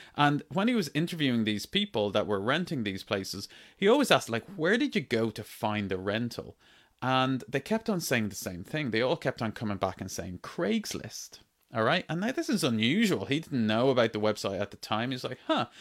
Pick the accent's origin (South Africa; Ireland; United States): Ireland; When I was growing up in Ireland, I grew up on a farm